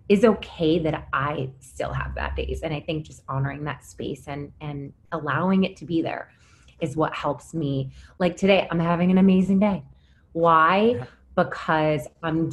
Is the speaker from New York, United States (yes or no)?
yes; Syracuse, New York, United States; now in New York City, United States; I'm from Syracuse and moving from a small town upstate and then moving to the city